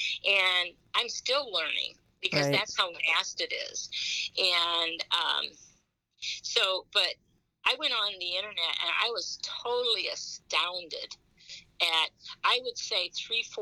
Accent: Fort Wayne, Indiana, United States; I'm from Fort Wayne, Indiana, too

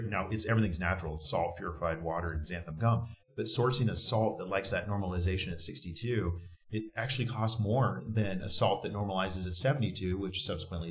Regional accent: West Coast, United States; we grew up on the West Coast

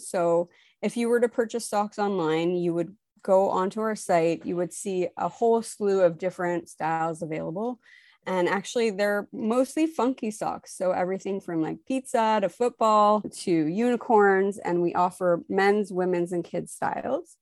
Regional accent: Montreal, Quebec, Canada; now in Toronto, Canada; I'm originally from Montreal, Quebec. I now live in Toronto, Ontario.

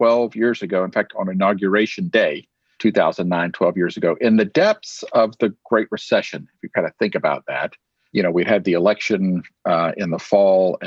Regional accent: Tyler, Texas, United States; here in my hometown of Tyler, Texas

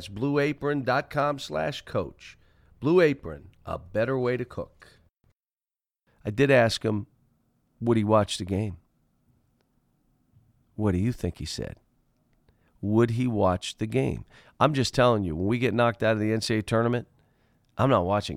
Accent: Pittsburgh, Pennsylvania, United States; moved away; I grew up in Pittsburgh

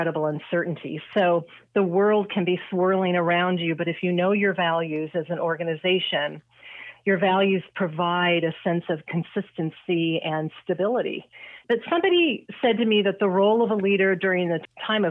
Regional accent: Sacramento, California, United States; moved away as an adult; also born or lived in Michigan; I was born and raised in Sacramento

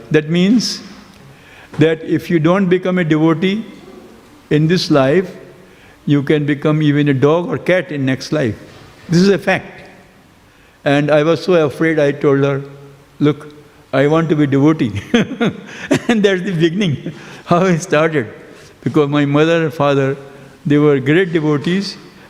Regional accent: Agra, Uttar Pradesh, India; now in Melbourne, Australia; So I was born in Agra, the city of Taj Mahal

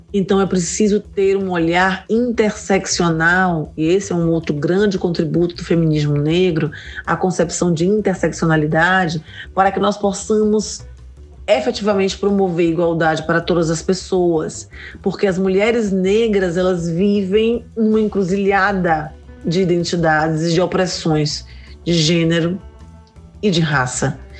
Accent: Salvador, Bahia, Brazil; Eu sou solteropolitana raiz, nascida e criada em Salvador

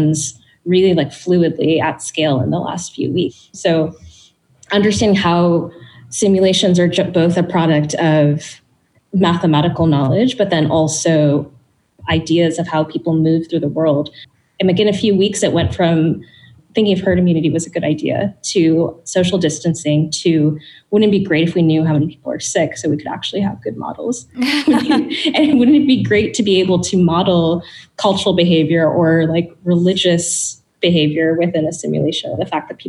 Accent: Bangladesh; I'm from Bangladesh

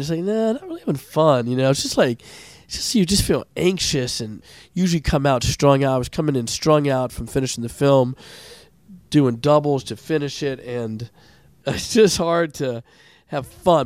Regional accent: Montgomery County, Maryland, United States; grew up in, uh, in uh, Montgomery County as well, and I went to Landon

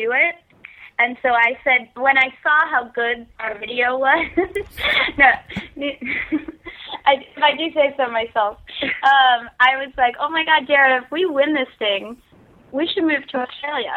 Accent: United States; being American

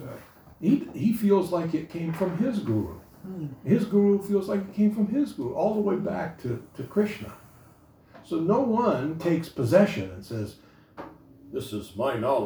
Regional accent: United States; Even though I was born in America, I didn't know how to speak English

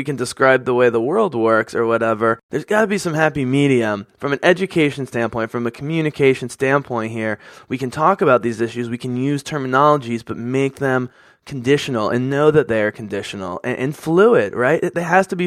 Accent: Philadelphia, Pennsylvania, United States; growing up on the East Coast in suburban Philadelphia, as a white person

